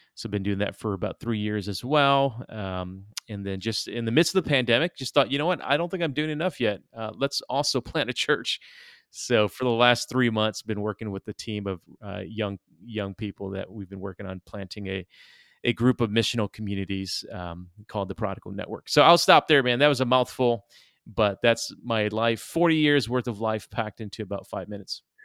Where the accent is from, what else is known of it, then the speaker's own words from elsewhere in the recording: Detroit, Michigan, United States; also born or lived in East Moline, Illinois; we moved to Detroit when I was about eight or nine, and so essentially I grew up in inner city Detroit